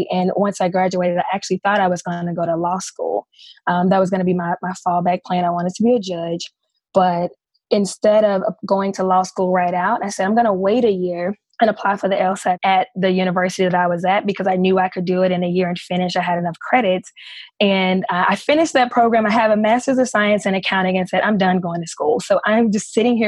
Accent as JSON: {"language": "English", "town": "Memphis", "region": "Tennessee", "country": "United States", "tie": "born or raised there", "said": "I was born and raised in Memphis, Tennessee"}